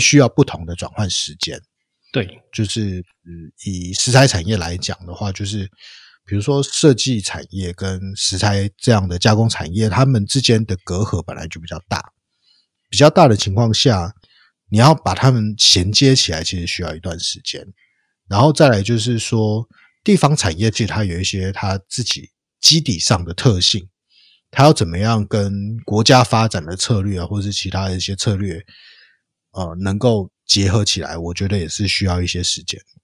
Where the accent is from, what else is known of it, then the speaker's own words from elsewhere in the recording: Taiwan; 我们的童年是在台湾最好的那个时候